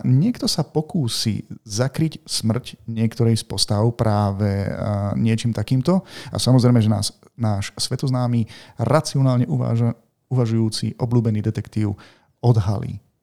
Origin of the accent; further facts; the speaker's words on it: Martin, Žilina Region, Slovakia; sme z Martina ešte